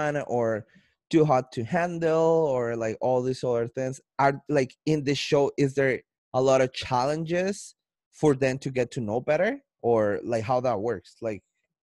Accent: Colombia; accent: Colombian; now in Canada; I sound like I'm not in Canada. I sound like I'm in Colombia because my accent, but I'm in Canada

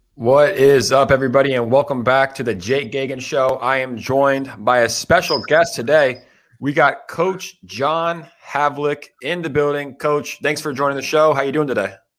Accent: Florida, United States; I grew up in Florida

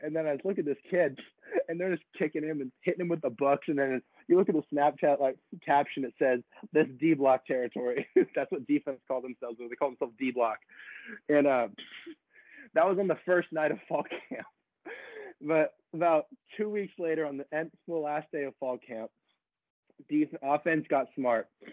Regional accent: San Diego, California, United States; growing up in San Diego is pretty cool

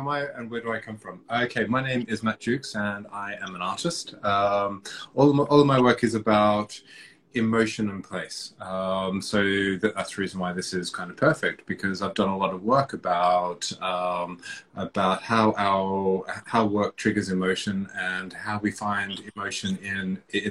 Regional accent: Melbourne, Victoria, Australia; also born or lived in Papua New Guinea; now in London, United Kingdom; I was born in Papua New Guinea. I spent my formative years in Melbourne, and I've been in London now for almost 20 years or so

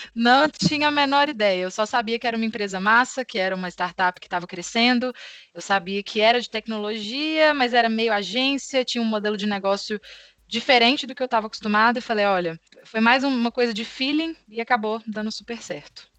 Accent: Belo Horizonte, Minas Gerais, Brazil; accent: Minas; sou natural de Belo Horizonte

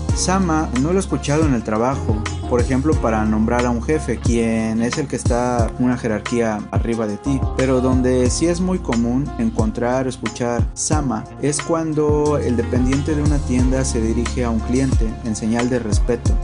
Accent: Mexico; first language Spanish; now in Japan; Yo soy de México

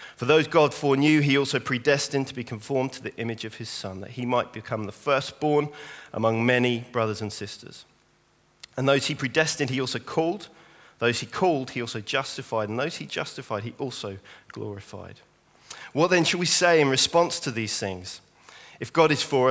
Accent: St Albans, East of England, United Kingdom; moved away; I'm from St. Albans, born and raised in St. Albans

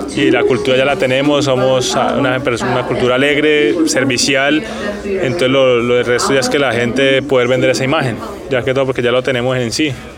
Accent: Colombia; nosotros como colombianos

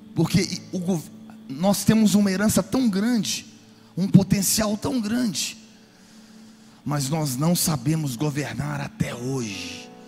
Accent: Brazil; now in Florida, United States; nós como brasileiros

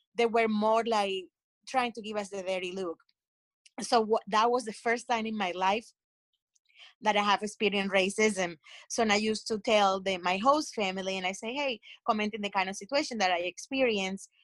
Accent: Colombia; moved away as an adult; also born or lived in New Jersey; now in United States; I grew up in Colombia and I moved uh, to the United States and when I was in my 20s.

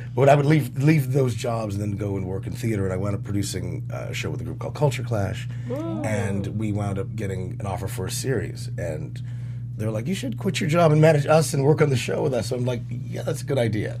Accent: Oakland, California, United States; moved away as an adult; now in Los Angeles, United States; I grew up in the Bay Area

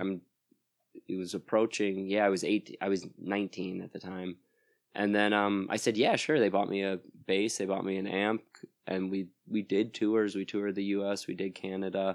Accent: Plymouth, Wisconsin, United States; moved away as an adult; now in Madison, United States; I'm from, uh, Plymouth, Wisconsin originally, so that's near Sheboygan

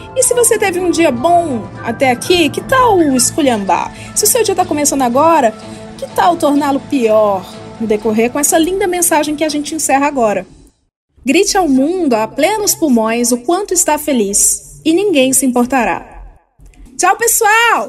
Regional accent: Brazil; Como brasileiro

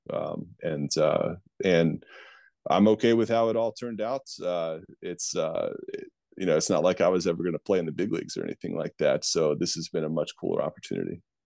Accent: Virginia, United States; the Richmond Flying Squirrels, which I think is the flagship baseball program in my home state

